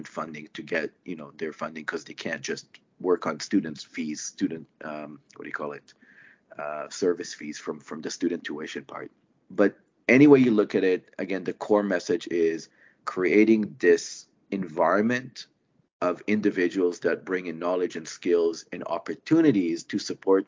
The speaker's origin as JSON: {"language": "English", "country": "Israel", "moved": "as an adult", "lives_now": "Canada", "said": "I'm originally from Israel before I immigrated to Canada well over a decade now ago."}